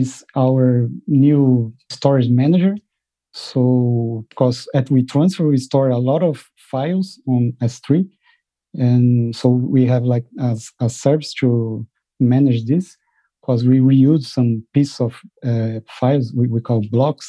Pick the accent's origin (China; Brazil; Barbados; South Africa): Brazil; moved away as an adult; now in Netherlands; I'm from Brazil, but I moved to the Netherlands last year with my family